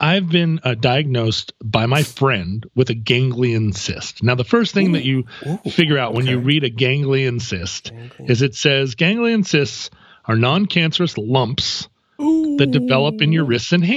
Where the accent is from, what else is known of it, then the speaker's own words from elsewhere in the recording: United States; I'm an American